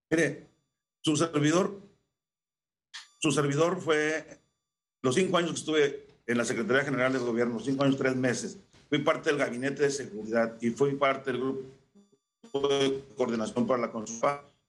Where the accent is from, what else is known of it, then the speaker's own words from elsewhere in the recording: Xicoténcatl, Tamaulipas, Mexico; acá en la región de Cañera, la región cañera de mi pueblo, Jicotencal.